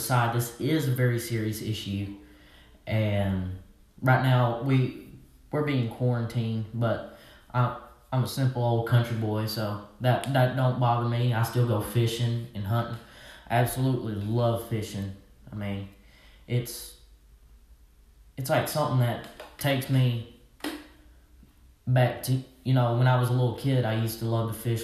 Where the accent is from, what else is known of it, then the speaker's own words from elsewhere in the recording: Arkansas, United States; I'm from Arkansas, so obviously I'm a redneck